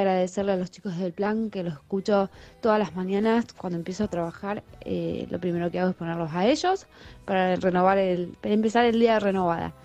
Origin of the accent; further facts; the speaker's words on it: Tandil, Buenos Aires Province, Argentina; soy de Tandil